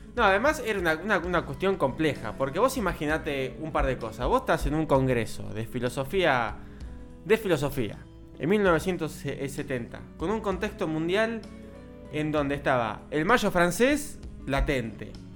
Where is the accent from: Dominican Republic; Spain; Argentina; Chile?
Argentina; nosotros, como argentinos